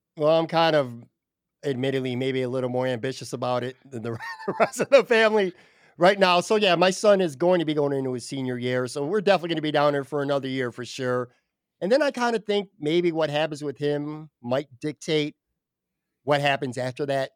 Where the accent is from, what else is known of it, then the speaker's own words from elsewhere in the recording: Buffalo, New York, United States; now in Florida, United States; it's kinda like my way to stay connected to my hometown, even though I'm currently not in my hometown